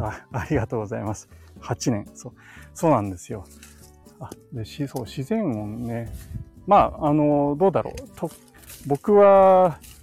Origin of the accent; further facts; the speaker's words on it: Tokyo, Japan; moved away as an adult; also born or lived in Saitama Prefecture; now in Nagano Prefecture, Japan; 僕の実家があるところなんですけども、あの、東京都内、都内ですね、23区内に住んでたんで